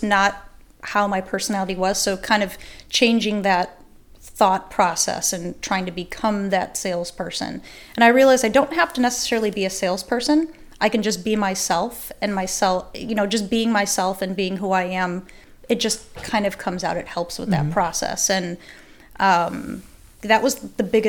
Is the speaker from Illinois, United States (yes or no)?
yes; Chicago, Illinois, United States; moved away; I'm originally from Chicago, South Side, and that's where my mom was a dispatcher. And so I grew up around it